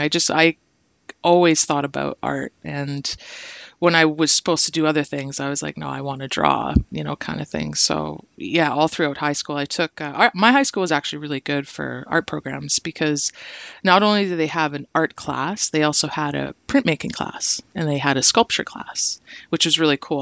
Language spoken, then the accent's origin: English; Brantford, Ontario, Canada; moved away as an adult; also born or lived in Hamilton / Simcoe; now in Toronto, Canada; I was born in Hamilton, but I, I grew up in Brantford, and then Simcoe recently, and now Toronto.